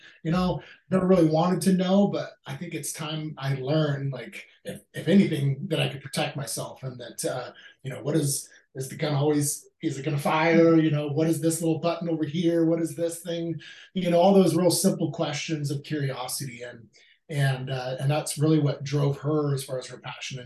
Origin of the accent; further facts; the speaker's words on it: Alaska, United States; now in Williamsburg, Virginia, United States; Me and her were born and raised in Alaska, fell in love there, got married when we were 18